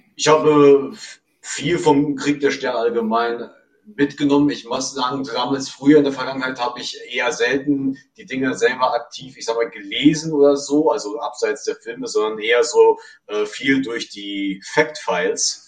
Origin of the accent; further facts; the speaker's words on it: Krefeld, North Rhine-Westphalia, Germany; now in Meerbusch, Germany; ich bin in Krefeld aufgewachsen, habe dort auch einen Großteil meiner Lebenszeit verbracht